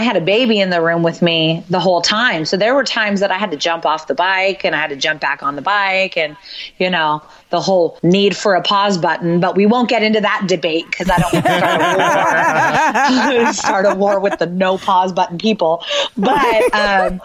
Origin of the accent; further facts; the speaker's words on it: West Coast, United States; we're from the West Coast